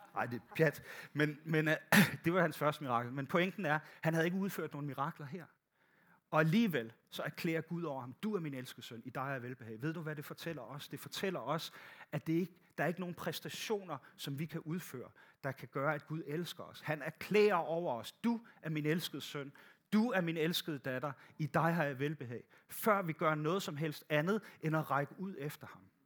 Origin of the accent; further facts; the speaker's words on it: Bornholm, Capital Region of Denmark, Denmark; moved away; Jeg kommer fra Bornholm, der gik, der gik alting lidt langsommere